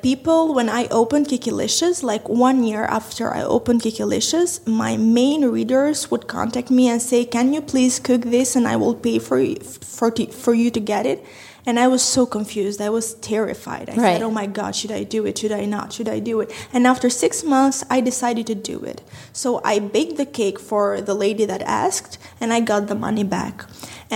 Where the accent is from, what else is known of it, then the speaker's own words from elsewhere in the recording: Tirana, Tirana County, Albania; I'm from Tirana, Albania, 23 years old